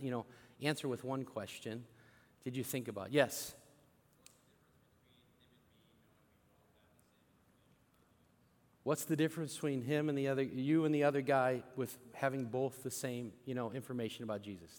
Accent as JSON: {"language": "English", "town": "St. Louis", "region": "Missouri", "country": "United States"}